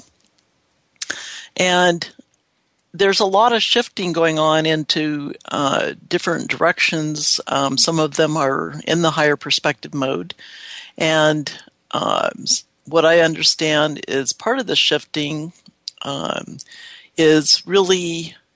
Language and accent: English; Seattle, Washington, United States; I'm from Seattle, the sleepless city